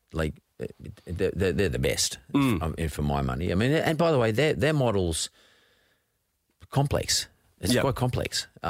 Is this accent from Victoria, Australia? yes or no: no; Brisbane, Queensland, Australia; born or raised there